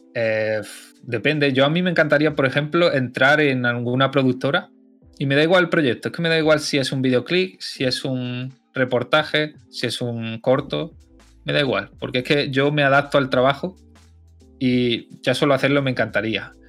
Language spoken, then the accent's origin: Spanish; Loja, Andalusia, Spain; also born or lived in Barcelona / Mainz; mi pueblo es, entre los pueblos, sí, sí, es de los más grandes que hay mm. aquí. Loja